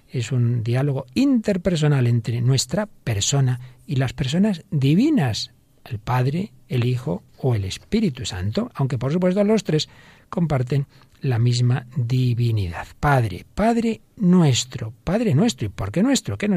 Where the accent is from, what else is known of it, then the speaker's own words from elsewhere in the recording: Siberia, Russia; moved away as an adult; also born or lived in Saint Petersburg / Moscow; now in Madrid, Spain; Con 21 años me mudé de Siberia a San Petersburgo y luego a Moscú, donde conocí a mi marido en una feria de construcción.